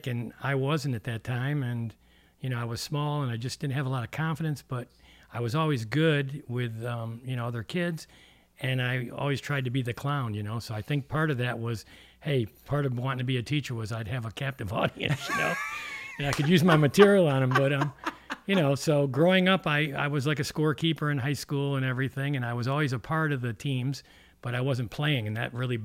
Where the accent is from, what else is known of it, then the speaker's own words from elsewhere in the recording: Canandaigua, New York, United States; I grew up in a small town up in western New York called Canandaigua